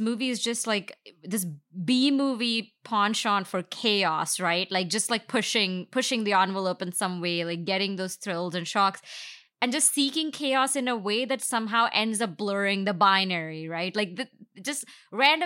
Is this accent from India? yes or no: yes; India; now in United States; I didn't grow up here. I grew up in India